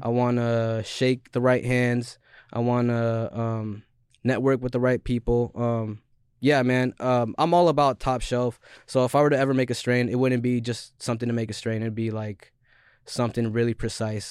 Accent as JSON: {"language": "English", "area": "Skagit County", "region": "Washington", "country": "United States", "said": "I'm not from Seattle. I'm from Skagit County"}